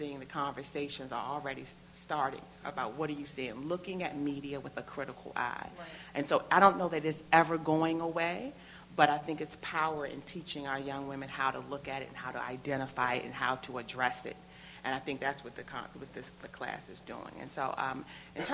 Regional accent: Prince George's County, Maryland, United States; moved away as an adult; now in Baltimore, United States; I am not from Baltimore, Maryland. I grew up not too far from here in Prince George's County

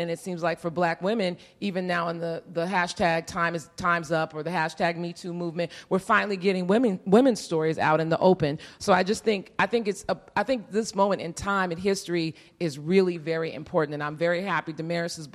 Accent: Midwest, United States; a young Black woman growing up in the Midwest

